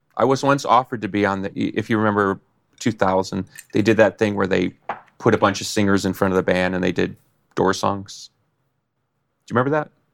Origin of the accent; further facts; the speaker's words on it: Chicago, Illinois, United States; I'm from Chicago, so everybody knows me